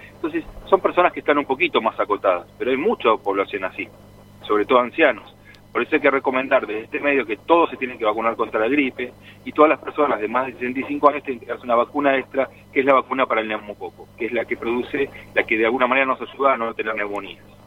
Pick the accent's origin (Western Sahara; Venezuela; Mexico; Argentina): Argentina; Nosotros como argentinos